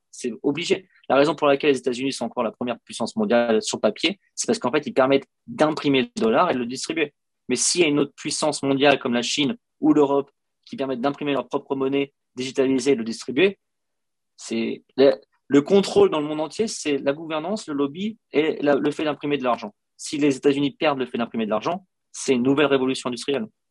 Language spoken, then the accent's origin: French; France; moved away as an adult; je suis parti de France il y a 12 ans